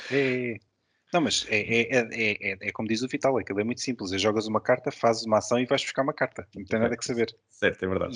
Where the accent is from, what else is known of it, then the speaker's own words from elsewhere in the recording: Lisbon, Portugal; eu sou lisboeta, nasci em Lisboa